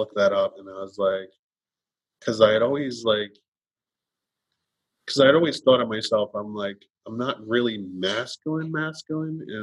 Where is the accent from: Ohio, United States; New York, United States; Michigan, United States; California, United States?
New York, United States; I'm from New York